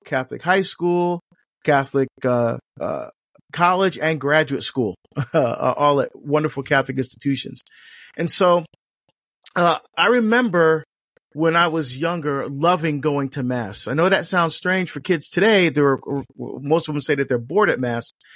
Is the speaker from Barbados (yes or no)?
yes; Barbados; now in United States; I was born in Barbados in the West Indies in, in the Southern Caribbean